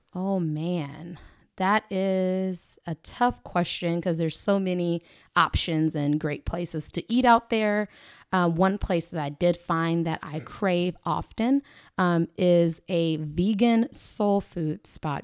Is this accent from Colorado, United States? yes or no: no; Lawton, Oklahoma, United States; also born or lived in Washington, D.C.; I am born and raised Oklahoman. I'm from Lawton, proud Lawtonian